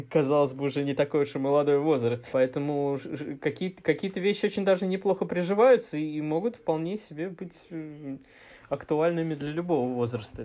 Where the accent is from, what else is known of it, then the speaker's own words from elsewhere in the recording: Moscow, Russia; Я родился на Чистых прудах, э, жил рядом с Покровкой в Северчковом переулке